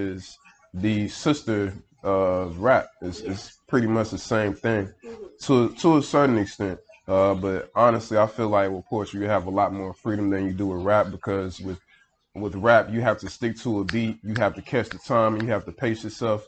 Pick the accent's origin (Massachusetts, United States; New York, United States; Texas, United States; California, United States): Texas, United States; Houston; I was born in Houston, the southwest side